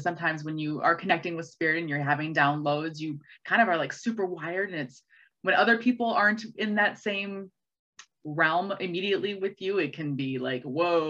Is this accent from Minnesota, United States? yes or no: yes; White Bear Lake, Minnesota, United States; I grew up in White Bear Lake